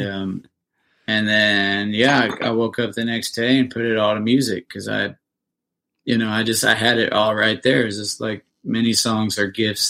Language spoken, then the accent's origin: English; Indiana, United States; moved away as an adult; now in Nashville, United States; I'm from Indiana